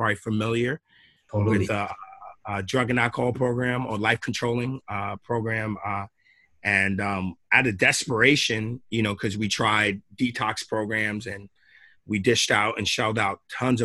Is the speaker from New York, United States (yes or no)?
yes; Long Island, New York, United States; moved away as an adult; now in Springfield, United States; I grew up in Long Island, New York